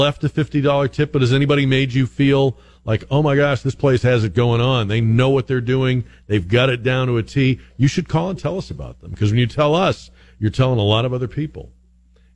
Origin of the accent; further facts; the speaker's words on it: Northeast, United States; moved away; I grew up in the Northeast. We watched a lot of hockey. We were diehard Bruins fans.